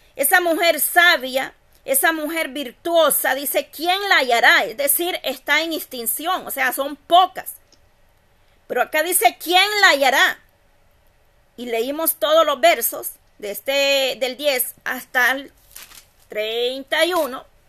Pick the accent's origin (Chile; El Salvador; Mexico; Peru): El Salvador; Yo soy del Salvador